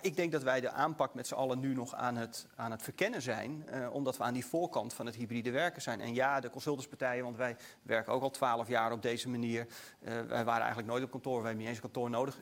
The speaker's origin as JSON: {"language": "Dutch", "country": "Netherlands", "said": "wij in Nederland"}